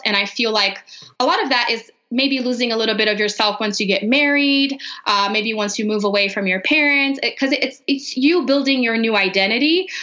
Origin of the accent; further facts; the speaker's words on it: Brazil; English is a second language; moved away as an adult; now in Denver, United States; So I am actually from Brazil. I grew up there, lived there my whole life until I married an American and moved to Denver.